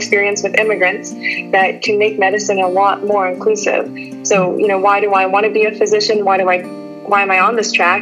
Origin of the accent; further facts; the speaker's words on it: Plano, Texas, United States; I was actually born and raised in Plano, Texas